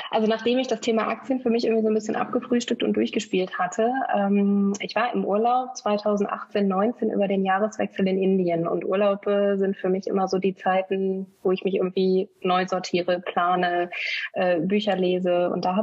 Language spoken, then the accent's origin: German; Bielefeld, North Rhine-Westphalia, Germany; born there; Das war dann intuitiv erstmal meine Geburtsstadt Bielefeld in Deutschland